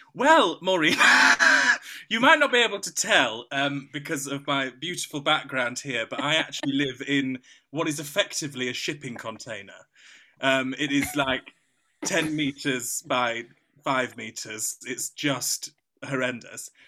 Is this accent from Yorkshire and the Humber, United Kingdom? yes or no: yes; Yorkshire and the Humber, United Kingdom; I'm a Yorkshireman